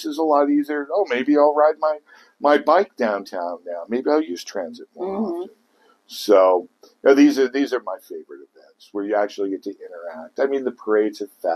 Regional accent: Kansas City, United States; now in Pierce County, Washington, United States; I grew up with transit in Kansas City. I rode buses everywhere

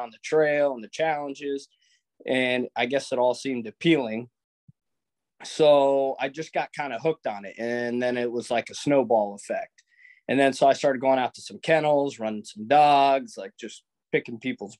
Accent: Anchorage, Alaska, United States; I'm born and raised in Anchorage

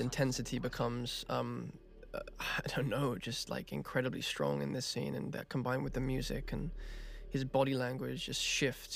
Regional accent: England, United Kingdom; accent: English; my English accent

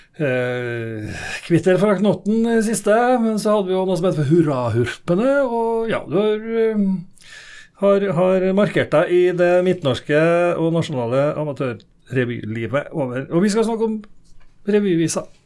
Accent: Norway; Jeg vokste opp i Humleka og revytradisjonen i Humleka

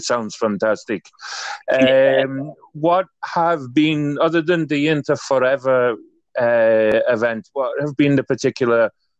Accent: Wales, United Kingdom; I'm from Wales, but my background is Irish.

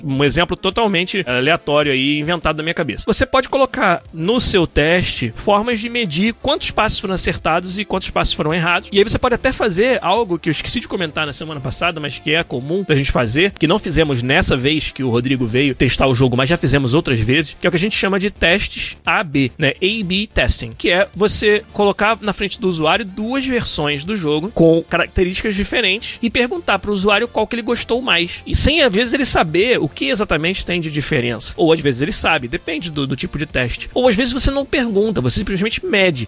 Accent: Brazil; eu sou brasileiro

